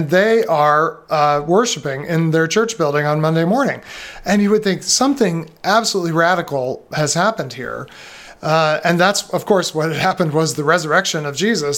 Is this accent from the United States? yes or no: yes; United States; an American Christian